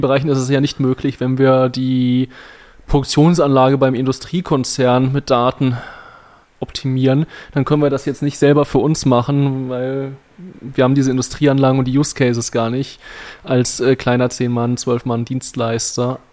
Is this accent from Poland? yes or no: yes; Poland; moved away; mein Heimatland Polen